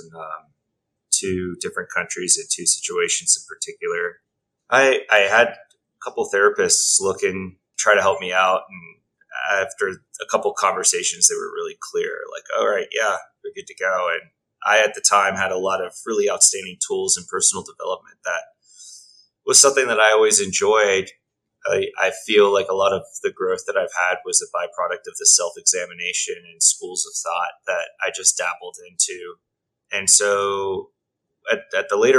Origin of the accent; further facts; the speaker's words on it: Texas, United States; moved away; also born or lived in Australia; Grew up primarily in Texas